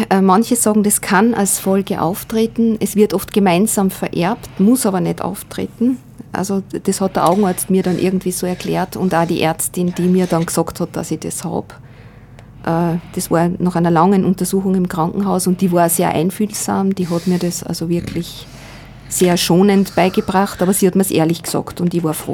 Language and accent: German; Klagenfurt, Carinthia, Austria; born there; Äh, ich bin in Kärnten geboren, in Klagenfurt. Äh, damals im Jahr 1958, also 13 Jahre nach Kriegsende, war schon, und gerade in Kärnten ist es mir immer wieder aufgefallen